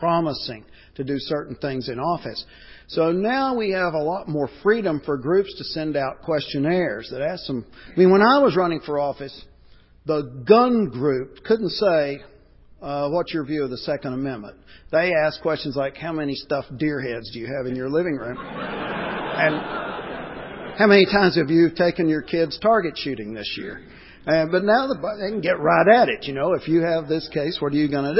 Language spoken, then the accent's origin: English; Texas, United States; it kind of started in Texas, my home state